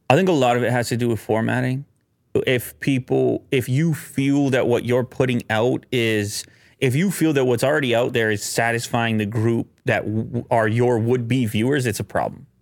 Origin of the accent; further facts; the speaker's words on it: Canada; being a Canadian in the media business